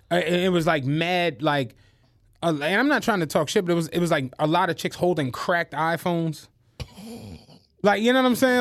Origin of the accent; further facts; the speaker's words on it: Philadelphia, Pennsylvania, United States; I'm from Philly